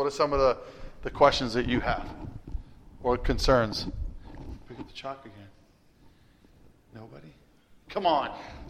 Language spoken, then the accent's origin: English; Massachusetts, United States; Oh, I'm from Massachusetts originally. I've lost a lot of my accent, but every once in a while, weird words do come out of my mouth.